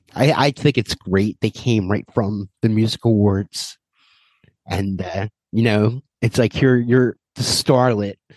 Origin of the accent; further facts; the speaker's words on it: Ireland; as an Irishman